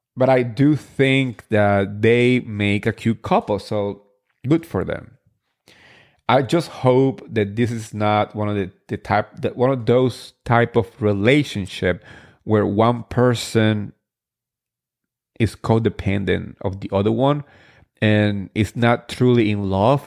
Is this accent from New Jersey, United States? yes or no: yes; New Jersey, United States; I grew up in New Jersey